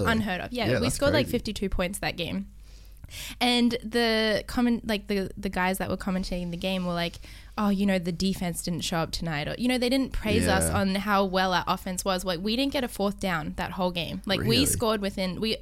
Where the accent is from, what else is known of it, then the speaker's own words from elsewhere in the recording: Brisbane, Queensland, Australia; moved away as an adult; also born or lived in Thailand / United States; I grew up in Australia in Brisbane